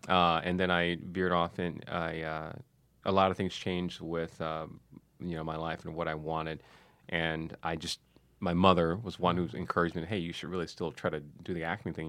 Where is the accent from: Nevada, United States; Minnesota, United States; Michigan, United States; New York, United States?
Michigan, United States; Detroit; moved away; also born or lived in San Diego; growing up in Detroit